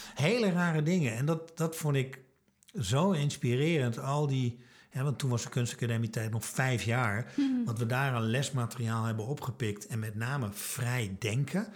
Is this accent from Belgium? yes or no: no; Twente, Overijssel, Netherlands; ik kom uit Twente, conservatief